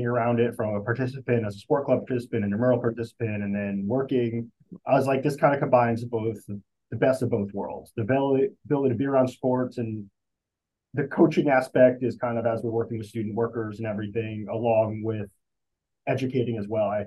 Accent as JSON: {"language": "English", "town": "Armonk", "region": "New York", "country": "United States", "tie": "born or raised there", "also_born_or_lived": "Chapel Hill, North Carolina / South Bend, Indiana", "moved": "as an adult", "lives_now": "New Jersey, United States", "said": "I'm from Armonk, New York originally, which is in Westchester County"}